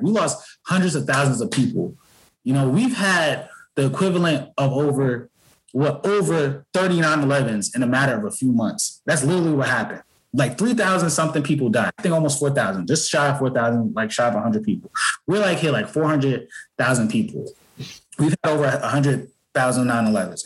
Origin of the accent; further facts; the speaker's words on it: Newark, New Jersey, United States; I grew up in Newark, New Jersey